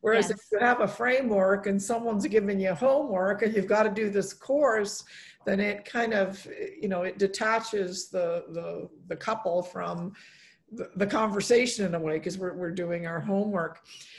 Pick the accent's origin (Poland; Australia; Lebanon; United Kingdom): Poland; born there; I was born in Poland, and my dad's buried there, and I wanted them to, get to know their Polish culture.